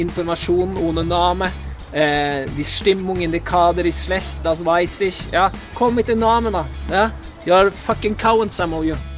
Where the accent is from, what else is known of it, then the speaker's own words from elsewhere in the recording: Norway; jeg er nordmann